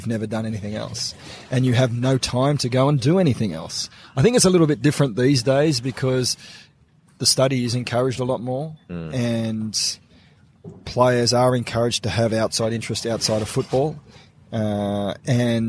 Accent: Sydney, New South Wales, Australia; little half-Filipino kid growing up at Maroubra Beach

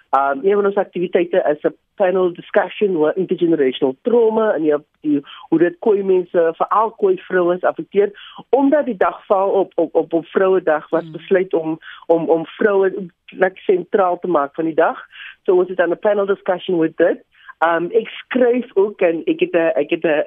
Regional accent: Cape Town, Western Cape, South Africa; ek is hier van die Cape Flats

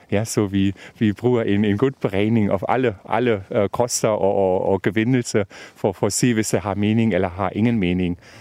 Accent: Brandenburg, Germany; Danish is a second language; now in Denmark; jeg kommer fra Tyskland, og ja. øh, faktisk fra Brandenburg, og der har vi den øh, sandjord

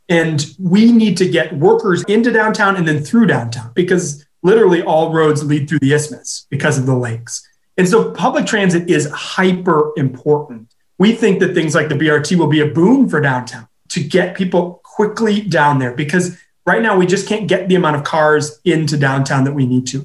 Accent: Minneapolis, Minnesota, United States; now in Madison, United States; Minneapolis, my hometown

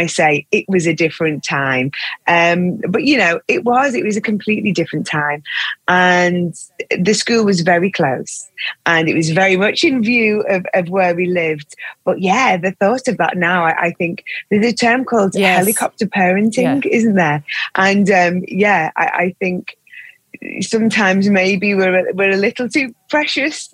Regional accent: United Kingdom; as British people

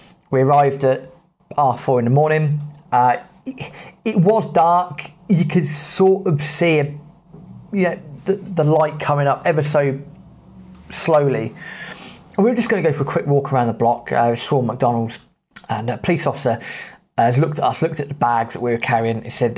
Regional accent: England, United Kingdom; So being British, being English, I put on the charm.

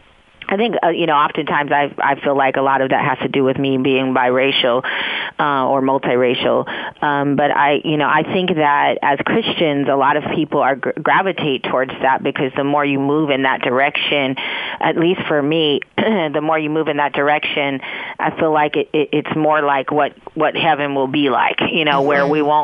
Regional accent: San Francisco, California, United States; also born or lived in East Coast, United States; my own experience having been raised in San Francisco as well. And interesting, you know, I came from the East Coast

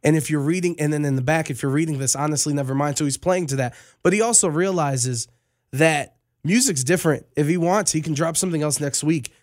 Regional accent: Las Vegas, Nevada, United States; I'm just from Vegas

